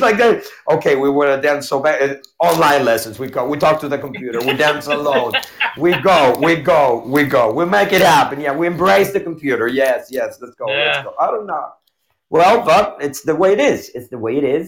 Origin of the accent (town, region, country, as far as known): Argentina